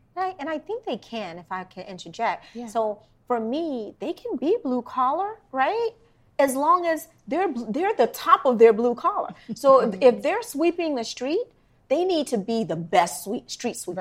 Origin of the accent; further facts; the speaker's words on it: Washington, District of Columbia, United States; I'm from Washington, DC